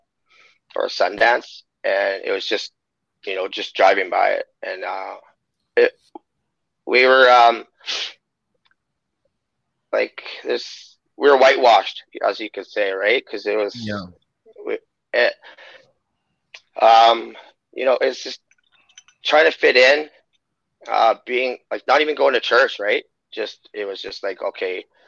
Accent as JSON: {"language": "English", "town": "Waterhen Lake", "region": "Saskatchewan", "country": "Canada", "said": "I'm First Nations Cree, Treaty 6 from Waterhen Lake, Saskatchewan"}